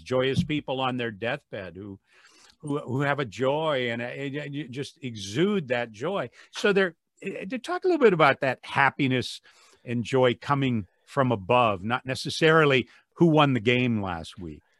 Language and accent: English; Wadsworth, Ohio, United States; my hometown of Wadsworth